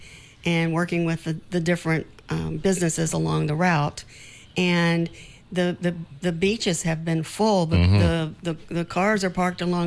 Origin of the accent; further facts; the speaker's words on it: Richmond, Virginia, United States; moved away as an adult; now in St. Croix, US Virgin Islands; I'm from Richmond, Virginia